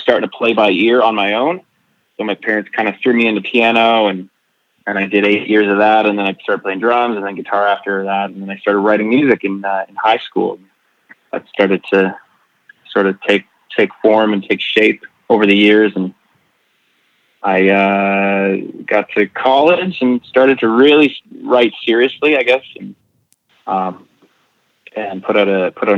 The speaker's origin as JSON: {"language": "English", "region": "Nova Scotia", "country": "Canada", "tie": "born or raised there", "said": "I grew up in Nova Scotia"}